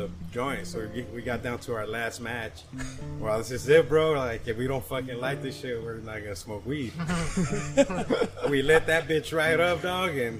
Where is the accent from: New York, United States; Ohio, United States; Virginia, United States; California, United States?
California, United States; We grew up in Cali